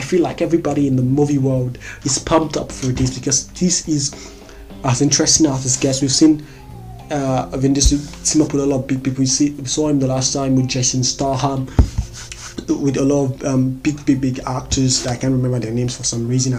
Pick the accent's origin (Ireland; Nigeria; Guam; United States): Nigeria; as a Nigerian